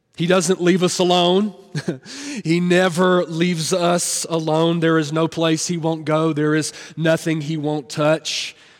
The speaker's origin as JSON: {"language": "English", "region": "Tennessee", "country": "United States", "said": "I'm from Tennessee"}